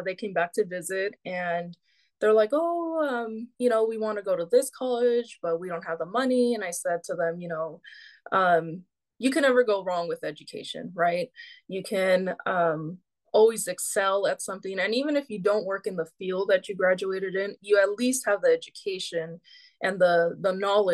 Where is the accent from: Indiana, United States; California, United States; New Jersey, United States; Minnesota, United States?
California, United States; Bay Area; We're from the Bay Area, California.